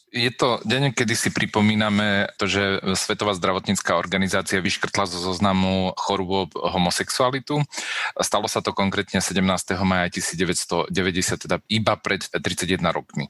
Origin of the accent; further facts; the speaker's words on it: Spišská Nová Ves, Košice Region, Slovakia; ja som tiež pochádzam zo Spišskej